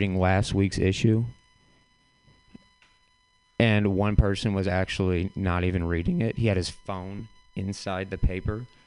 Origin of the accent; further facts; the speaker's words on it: St. Louis, Missouri, United States; moved away; I'm from St. Louis originally